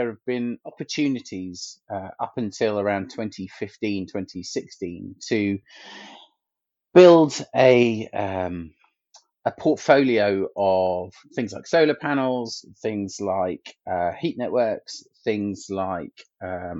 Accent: Milton Keynes, South East England, United Kingdom; my hometown of Milton Keynes

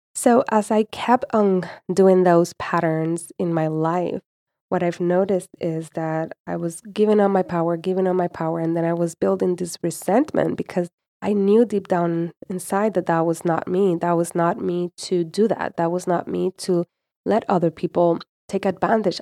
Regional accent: Puerto Rico; I was born and raised in Puerto Rico

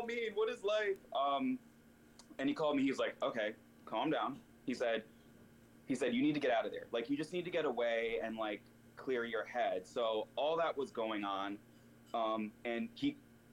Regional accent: Virginia, United States; moved away as an adult; also born or lived in Connecticut / California; now in New York, United States; I was born in Connecticut, raised in Virginia, and then when I was 22, I moved to California

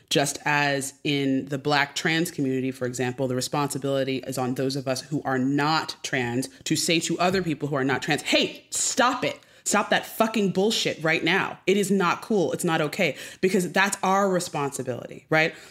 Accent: Westport, Connecticut, United States; now in Los Angeles, United States; I grew up in Westport, Connecticut

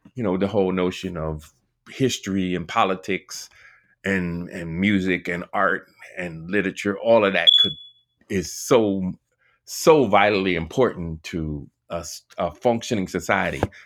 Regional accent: Washington, District of Columbia, United States; I grew up in Washington D.C.

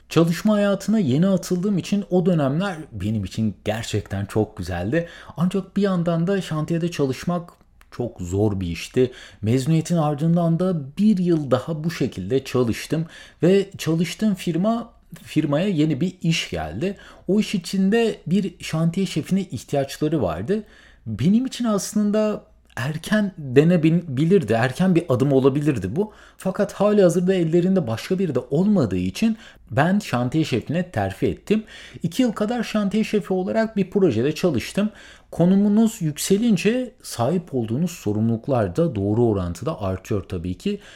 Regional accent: İzmir, Turkey; moved away as an adult; also born or lived in Middle East; now in United States; ben memleketim İzmir'e döndüm

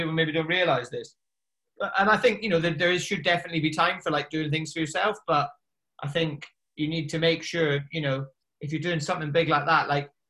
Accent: the Highlands, Scotland, United Kingdom; moved away as an adult; I grew up in the Highlands

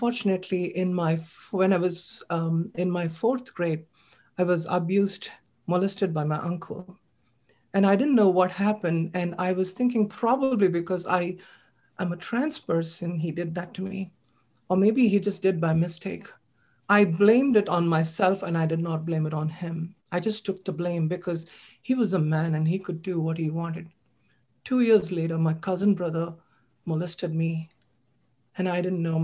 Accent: India; moved away; When I was growing up as a child, I was born in India. I'm an Asian immigrant

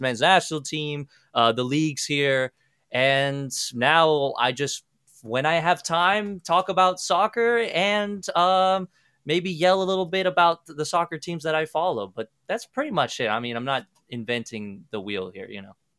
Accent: Kansas, United States; also born or lived in Argentina; while I was growing up in Kansas

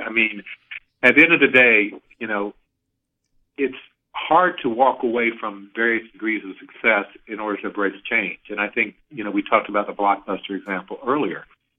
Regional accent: the South, United States; it's an old Southern phrase that I'm from the South

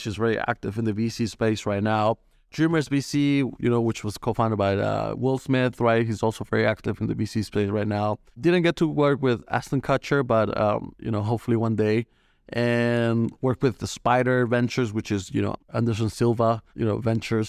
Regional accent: Colombia; moved away as an adult; now in United States; I'm originally from Colombia, uh, moved to the States in two thousand fifteen

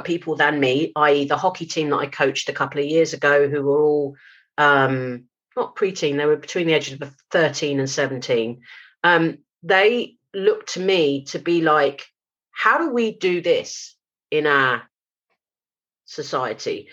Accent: London, United Kingdom; moved away; Jamaican community that I grew up around in South London

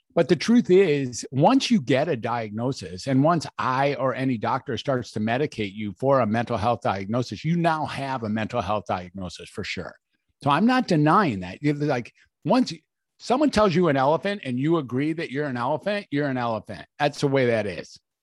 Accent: Detroit, Michigan, United States; I was born in Detroit, Michigan

